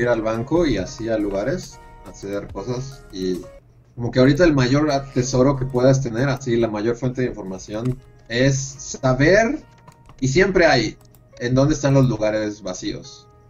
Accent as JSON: {"language": "Spanish", "country": "Mexico", "said": "en México"}